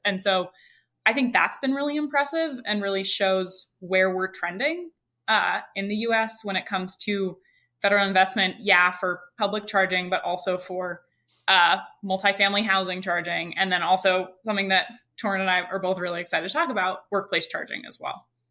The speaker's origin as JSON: {"language": "English", "region": "Idaho", "country": "United States", "moved": "yes", "lives_now": "California, United States", "said": "I live in California, but I'm originally from Idaho"}